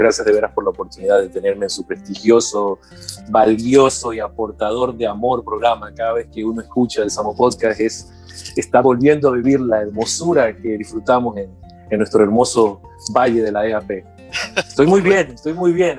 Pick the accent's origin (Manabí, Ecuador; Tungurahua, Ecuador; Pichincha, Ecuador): Manabí, Ecuador; Portoviejo; moved away as an adult; also born or lived in Manta, Ecuador; now in United States; nací en Manta, de ahí mis padres, solo de nacimiento, mis padres nacimos con mis hermanos en Puerto Viejo, tengo una hermana y un hermano en Puerto Viejo, Manaví, Ecuador